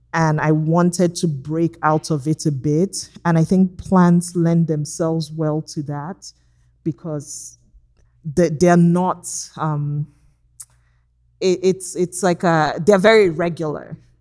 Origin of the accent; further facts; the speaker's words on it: Nigeria; now in Los Angeles, United States; growing up in Nigeria